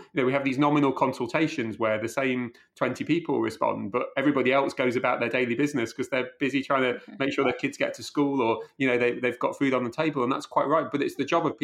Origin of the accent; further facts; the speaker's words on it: Chesterfield, East Midlands, United Kingdom; I saw that growing up in Chesterfield